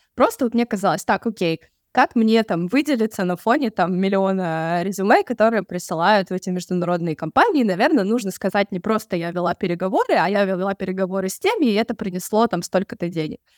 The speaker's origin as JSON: {"language": "Russian", "town": "Sochi", "region": "Krasnodar Krai", "country": "Russia", "moved": "as an adult", "lives_now": "Budapest, Hungary", "said": "я сама из Сочи"}